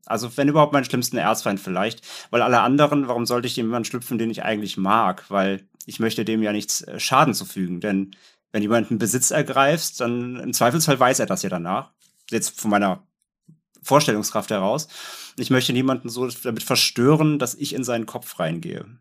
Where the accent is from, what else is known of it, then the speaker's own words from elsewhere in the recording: the North, Northern Germany, Germany; ich komme ja aus dem Norden